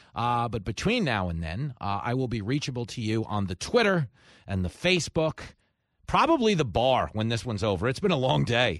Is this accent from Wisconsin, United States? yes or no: no; Levittown, New York, United States; I, of course, grew up in Levittown